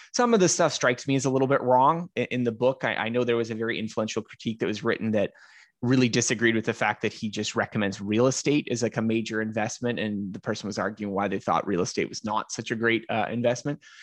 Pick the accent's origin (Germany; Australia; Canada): Canada; I'm Canadian